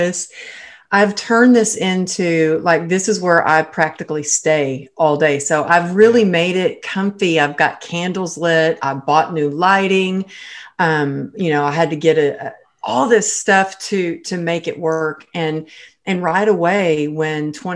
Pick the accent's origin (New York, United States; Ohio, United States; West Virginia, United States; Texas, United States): Texas, United States; now in Los Angeles, United States; I'm originally from Texas, I'm